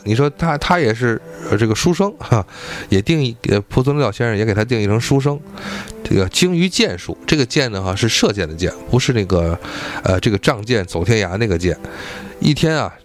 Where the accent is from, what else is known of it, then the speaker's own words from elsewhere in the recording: Tianjin, China; accent: Tianjin dialect; 我们天津话